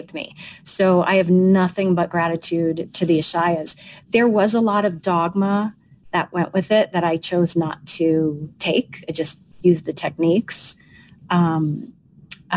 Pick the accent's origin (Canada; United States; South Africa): United States; Long Island, New York; I'm a New Yorker. I'm a Long Island Sicilian girl